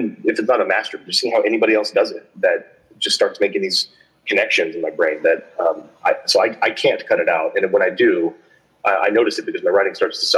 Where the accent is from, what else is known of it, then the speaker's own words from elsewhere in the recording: United States; I'm American